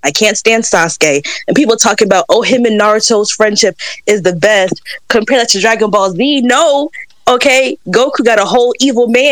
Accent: North Carolina, United States; I'm from North Carolina

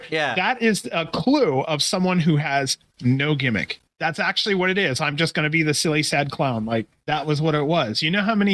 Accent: Las Vegas, Nevada, United States; And we're from Vegas too.

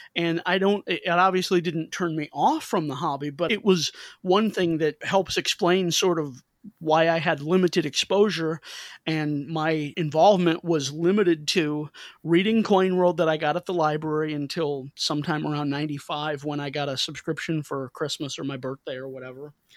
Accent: St. Louis, Missouri, United States; I'm from Saint Louis, and in Saint Louis, baseball is darn near a state religion, and my family, we grew up rooting for the Cardinals

